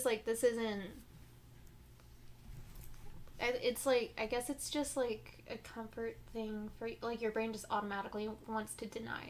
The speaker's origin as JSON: {"language": "English", "town": "Spring", "region": "Texas", "country": "United States", "tie": "born or raised there", "said": "I grew up in Spring, right? Over mm-hmm. by Houston."}